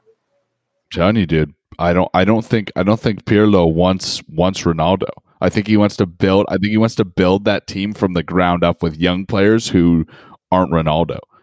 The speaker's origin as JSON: {"language": "English", "region": "Colorado", "country": "United States", "tie": "born or raised there", "moved": "yes", "said": "I lived 15 years in Colorado"}